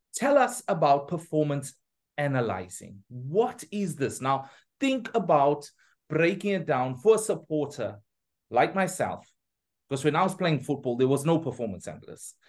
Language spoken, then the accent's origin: English; Pietermaritzburg, KwaZulu-Natal, South Africa; I'm from Pietermaritzburg